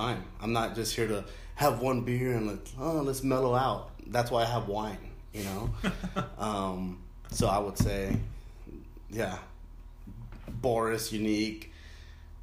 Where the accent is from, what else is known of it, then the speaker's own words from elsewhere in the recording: Inglewood, California, United States; also born or lived in Lennox, California / Carson, California / Newport Beach, California; I grew up in Englewood